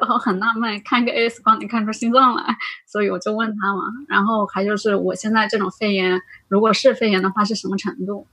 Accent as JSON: {"language": "Chinese", "region": "Anhui", "country": "China", "tie": "born or raised there", "moved": "yes", "lives_now": "Guangzhou, China", "said": "我从广州回，回安徽，我老家在安徽。"}